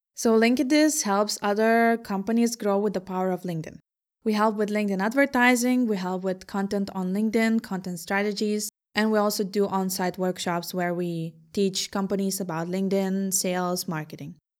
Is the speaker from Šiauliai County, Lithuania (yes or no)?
no; Vilnius, Vilnius County, Lithuania; also born or lived in Herning, Denmark / Aarhus, Denmark / Ningbo, China; now in Copenhagen, Denmark; I'm from Vilnius myself, but I was also living in Hanning and in Aarhus before coming to Copenhagen